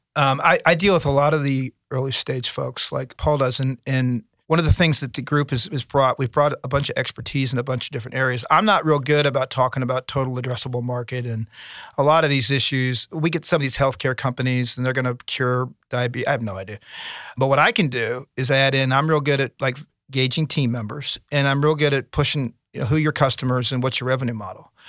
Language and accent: English; Cincinnati, Ohio, United States; now in Hampton Roads, Virginia, United States; I'm from Cincinnati